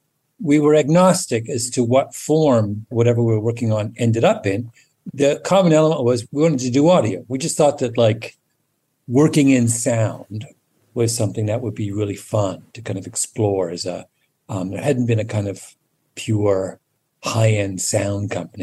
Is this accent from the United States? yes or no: no; Canada; also born or lived in England; my memories of growing up in England are, you know, I have them, but they're not central to my recollections of my childhood the way my Canada memories are.